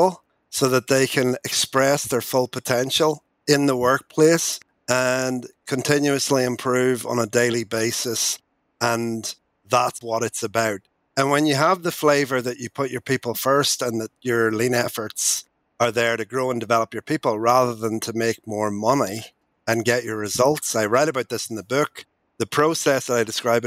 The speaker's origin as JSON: {"language": "English", "region": "Northern Ireland", "country": "United Kingdom", "tie": "born or raised there", "also_born_or_lived": "England", "moved": "as an adult", "said": "As you can tell by my accent, I grew up in Northern Ireland. I'm a farmer's boy."}